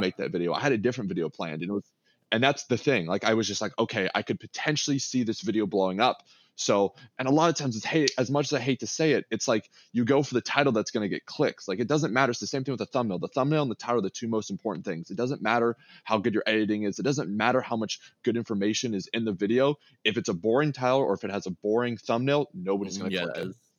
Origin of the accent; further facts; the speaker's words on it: Austin, Texas, United States; I'm born and raised in Austin, Texas, but my family's from Chicago.